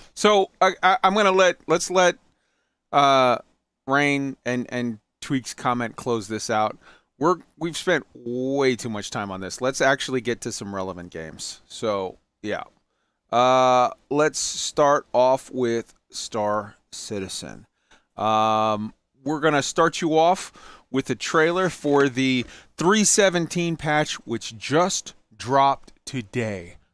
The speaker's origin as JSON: {"language": "English", "country": "United States", "said": "I'm American."}